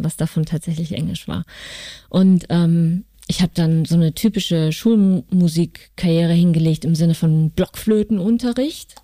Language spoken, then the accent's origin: German; North Hesse, Germany; moved away; also born or lived in Cologne; Ich komme aus Nordhessen, aus einer kleinen Stadt südlich von Kassel